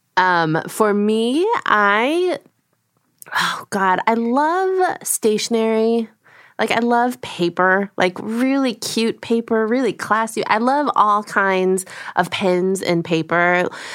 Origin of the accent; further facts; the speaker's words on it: United States; first language Korean; English is a second language; grew up in a household speaking Korean, so my first language is Korean. I learned English you know, by being in America